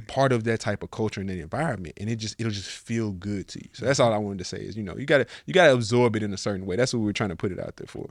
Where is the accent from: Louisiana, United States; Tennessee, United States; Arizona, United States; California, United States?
Tennessee, United States; Nashville; now in Miami, United States; I'm from Nashville.